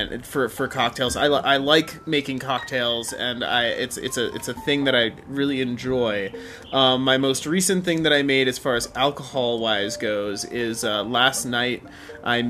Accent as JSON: {"language": "English", "area": "Bear Paw Mountains", "region": "Montana", "country": "United States", "tie": "born or raised there", "moved": "yes", "lives_now": "Colorado, United States", "said": "I grew up around the Bear Paw Mountains"}